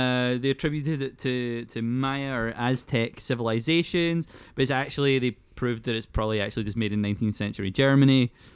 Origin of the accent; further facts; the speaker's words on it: Paisley, Scotland, United Kingdom; You can tell by my teeth, I'm from Paisley.